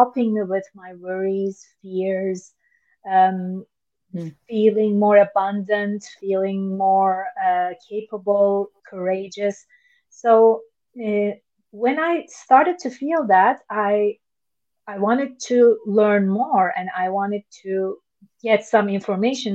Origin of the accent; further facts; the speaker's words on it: Istanbul, Turkey; I was born in Istanbul